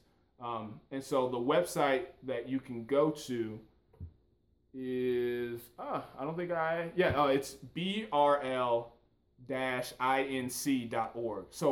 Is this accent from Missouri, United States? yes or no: yes; St. Louis, Missouri, United States; I grew up in St. Louis, Missouri